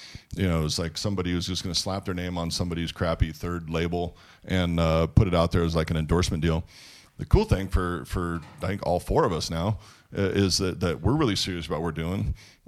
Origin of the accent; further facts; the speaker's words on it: Washington, United States; I grew up in Washington State